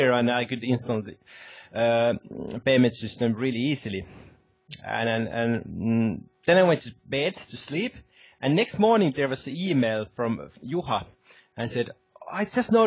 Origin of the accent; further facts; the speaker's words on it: Helsinki, Uusimaa, Finland; moved away as an adult; now in Lapland, Finland; I'm originally from the Helsinki area, which is the capital of Finland.